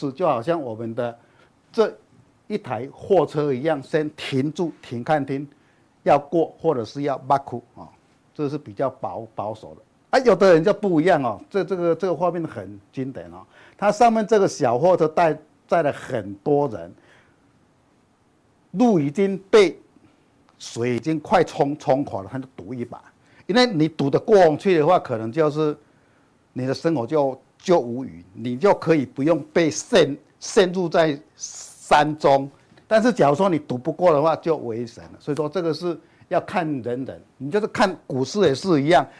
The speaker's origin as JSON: {"language": "Chinese", "region": "Chiayi", "country": "Taiwan", "said": "。首先开始来叠气象报告嘞。我我早上从嘉义来还下大雨"}